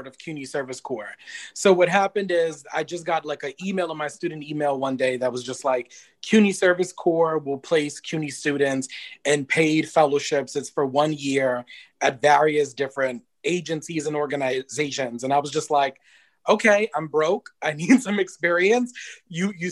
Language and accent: English; New York City, New York, United States; I grew up in the Bronx. I grew up in Van Ness and Allerton area